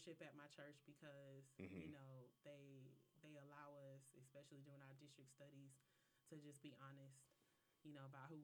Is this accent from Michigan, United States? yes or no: no; Polk County, Florida, United States; I'm from a small town in Florida and I love it